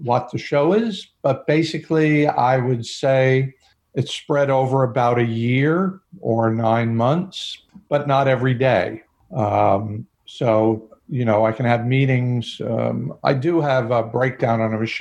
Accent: Harrison, New York, United States; I was raised just outside of New York City in the suburbs

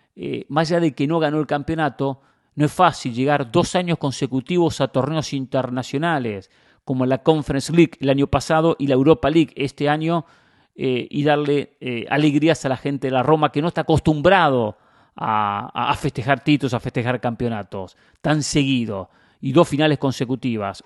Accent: Mar del Plata, Buenos Aires Province, Argentina; moved away; cuando iba a Mar del Plata, que es mi ciudad natal

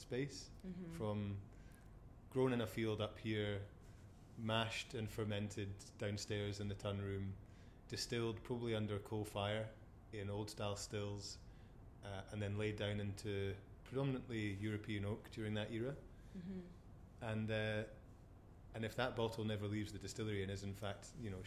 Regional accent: Forres, Scotland, United Kingdom; being Forrest born and bred

